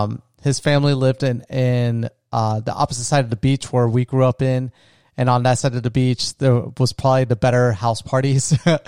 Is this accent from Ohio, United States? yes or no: no; Florida, United States; me and my best friend, we grew up together in my small retirement town where I grew up in Florida.